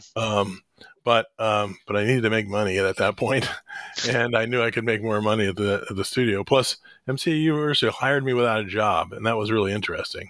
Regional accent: Columbus, Ohio, United States; also born or lived in Springfield, Ohio; I grew up in the Columbus, Ohio area, but I was actually born in Springfield, Ohio

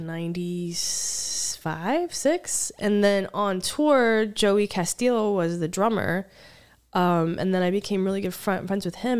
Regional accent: United States; I'm from, I'm from America, from the United States

